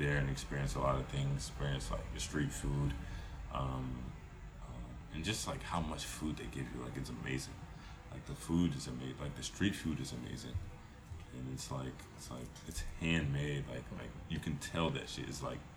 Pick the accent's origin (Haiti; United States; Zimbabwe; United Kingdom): Haiti; I'm from Haiti. My mother taught me a lot about the history of Haiti